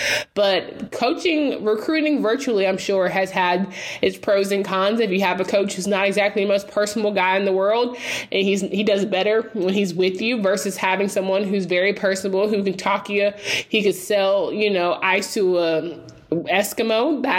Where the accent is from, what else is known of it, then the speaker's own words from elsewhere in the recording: Raleigh, North Carolina, United States; I did not want to be close to home growing up in Raleigh.